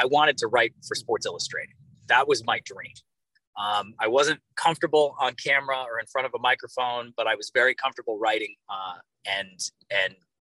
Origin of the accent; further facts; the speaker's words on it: Cleveland, Ohio, United States; moved away as an adult; also born or lived in Boston / Bangor, Maine; now in New York, United States; I was born and raised in Cleveland, Ohio.